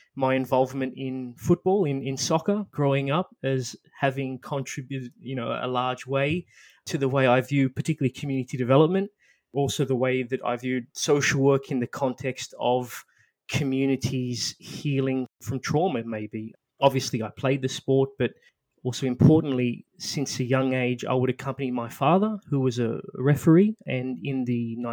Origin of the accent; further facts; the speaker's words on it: Australia; my background growing up in Australia. My parents are from the island of Mauritius